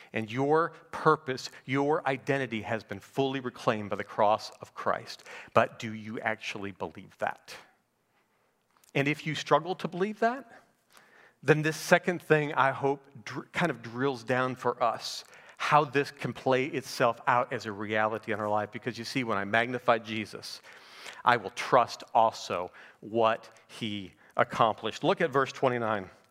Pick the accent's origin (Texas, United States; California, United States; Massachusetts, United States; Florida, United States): Florida, United States; Naples; I'm from Naples, Florida